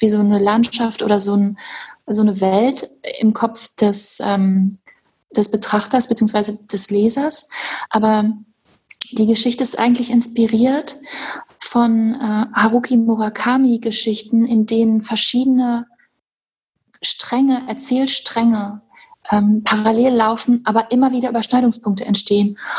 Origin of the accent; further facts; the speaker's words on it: Hochsauerlandkreis, North Rhine-Westphalia, Germany; ich bin im Hochsauerlandkreis groß geworden